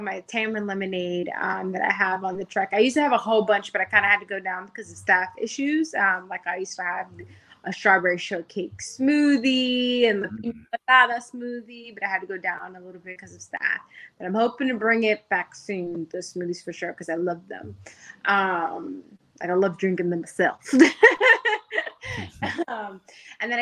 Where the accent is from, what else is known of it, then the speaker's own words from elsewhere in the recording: Miami, Florida, United States; also born or lived in New York; I grew up in Miami, Dade County, raised me.